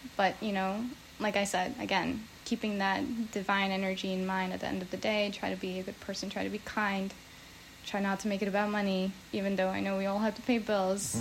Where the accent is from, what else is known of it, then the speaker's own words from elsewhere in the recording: New Jersey, United States; now in San Diego, United States; I grew up in New Jersey